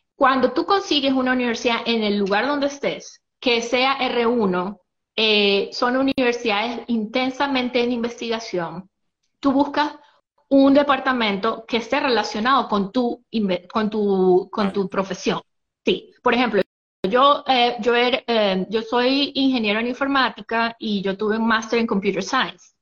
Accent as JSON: {"language": "Spanish", "town": "San Cristóbal", "region": "Táchira", "country": "Venezuela", "also_born_or_lived": "Athens, Georgia, United States", "moved": "as an adult", "lives_now": "Marietta, United States", "said": "yo soy soy de San Cristóbal, estado Táchira"}